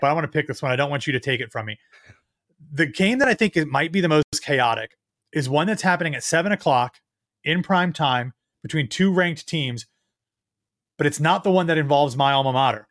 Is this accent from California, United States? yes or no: no; Ohio, United States; moved away; my home state of Ohio